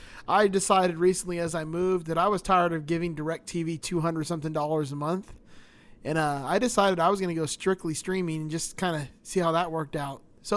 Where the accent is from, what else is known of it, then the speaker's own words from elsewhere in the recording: Miami, Florida, United States; I grew up in Miami.